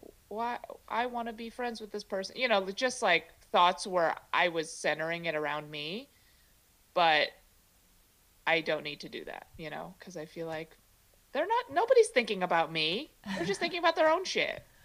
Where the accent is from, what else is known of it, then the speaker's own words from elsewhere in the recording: Chicago, Illinois, United States; first language Mandarin; English is a second language; now in San Francisco Bay Area, United States; I grew up in Chicago, but I didn't learn English till later